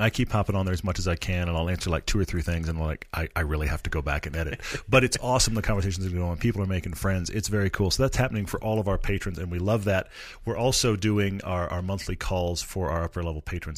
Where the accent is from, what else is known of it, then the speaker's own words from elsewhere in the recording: Texas, United States; now in Utah, United States; I grew up in Texas, which has its own culture